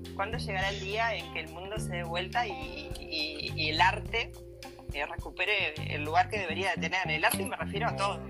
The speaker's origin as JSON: {"language": "Spanish", "country": "Uruguay", "moved": "yes", "lives_now": "Galicia, Spain", "said": "yo soy uruguaya, pero eh, mis países son gallegas"}